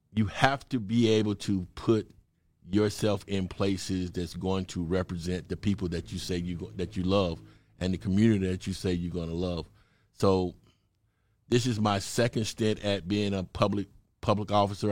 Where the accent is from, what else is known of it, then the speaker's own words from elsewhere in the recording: Mississippi, United States; moved away as an adult; also born or lived in Chicago / Oregon / California; now in Atlanta, United States; I'm originally from Mississippi, little small country town, cornbread fed boy from Mississippi